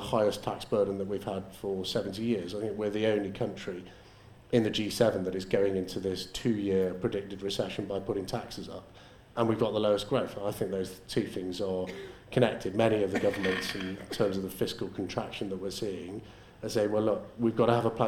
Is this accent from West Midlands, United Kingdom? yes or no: no; Liverpool, North West England, United Kingdom; now in Rossendale, United Kingdom; I grew up in Liverpool in the 1980s.